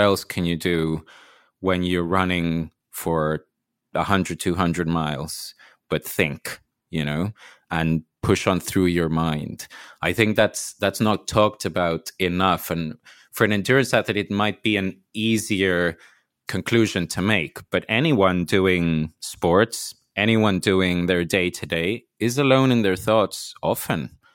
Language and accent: English; Mexico; I'm from Mexico